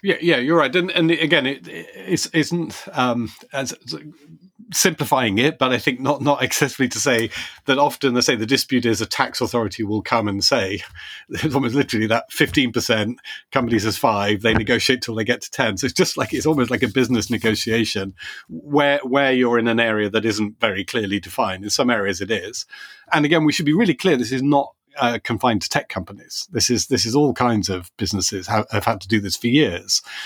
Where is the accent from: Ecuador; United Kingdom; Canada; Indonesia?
United Kingdom; As a Brit